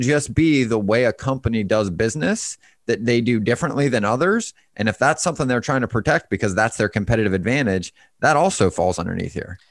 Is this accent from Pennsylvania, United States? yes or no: yes; Pittsburgh, Pennsylvania, United States; moved away; I'm originally from Pittsburgh